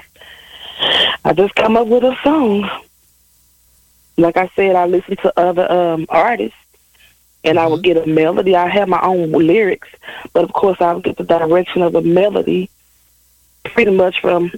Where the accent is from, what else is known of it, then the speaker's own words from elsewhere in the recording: Jackson, Mississippi, United States; born and raised in Jackson, Mississippi, close to the Delta.